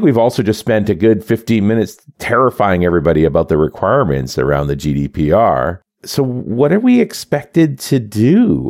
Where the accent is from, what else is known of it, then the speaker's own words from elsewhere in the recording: Canada; Well, you know, as a Canadian, we're generally pretty smug, but right now we're really quite smug.